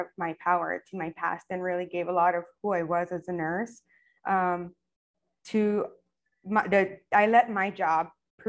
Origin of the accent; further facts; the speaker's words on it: El Paso, Texas, United States; moved away as an adult; now in Clearwater, United States; I am originally from El Paso, Texas. And I've been living here in Florida for almost 10 years.